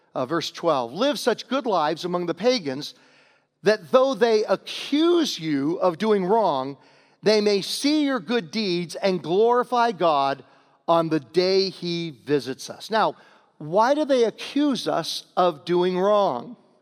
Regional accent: Virginia, United States; moved away; also born or lived in Homer, New York; I'm from Virginia

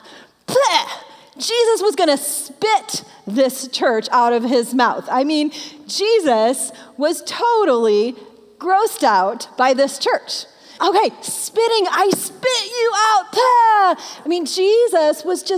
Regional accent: Michigan, United States; I'm a Michigan girl. I grew up in Michigan

